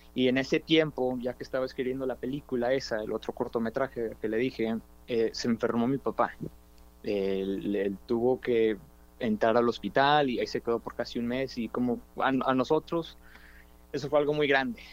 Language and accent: Spanish; Dallas, Texas, United States; also born or lived in Austin, Texas / New York; nacido en Oak Cliff, este, aquí soy de Dallas, Texas, de Oak Cliff